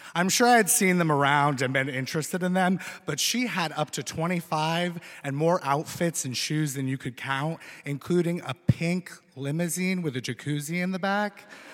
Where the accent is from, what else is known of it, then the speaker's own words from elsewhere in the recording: Vermont, United States; moved away; also born or lived in Philadelphia; growing up in Vermont, you're around a lot of apples.